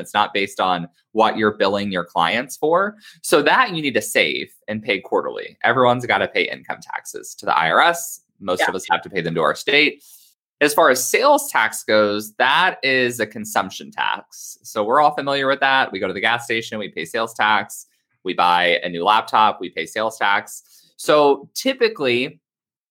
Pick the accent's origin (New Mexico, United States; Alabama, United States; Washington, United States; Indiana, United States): Indiana, United States; moved away as an adult; now in Southern California, United States; I'm from Indiana